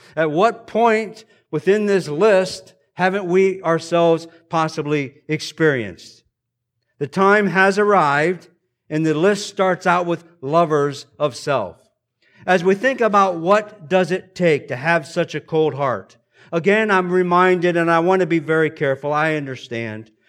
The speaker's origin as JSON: {"language": "English", "country": "United States", "said": "We are indeed blessed here as American Christians"}